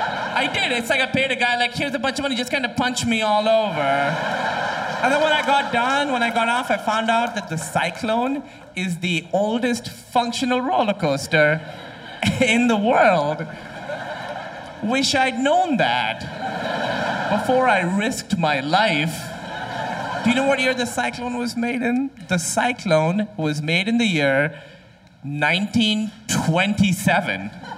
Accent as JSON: {"language": "English", "country": "Pakistan", "said": "And I'm from Pakistan."}